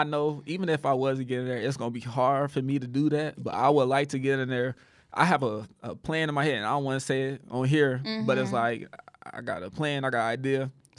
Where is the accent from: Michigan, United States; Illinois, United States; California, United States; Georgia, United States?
Illinois, United States; Rockford; my thing is, like, I'm from Rockford. A lot of those people that's on there, I don't think they from Rockford.